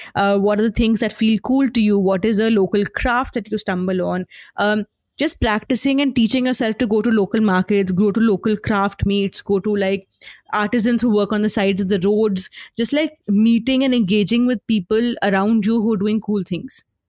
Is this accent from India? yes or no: yes; Lucknow, Uttar Pradesh, India; I grew up in Lucknow